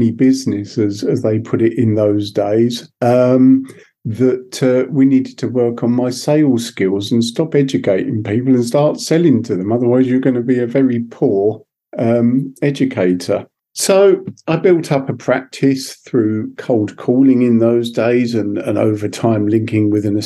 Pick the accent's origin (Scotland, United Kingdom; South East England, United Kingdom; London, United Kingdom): South East England, United Kingdom; Sussex; I was brought up in Sussex